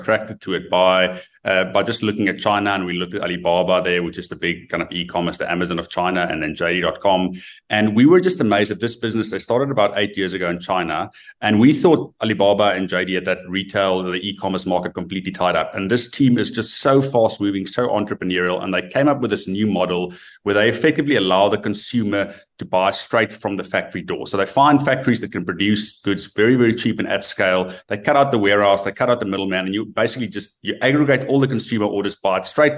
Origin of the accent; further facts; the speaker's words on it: South Africa; as a South African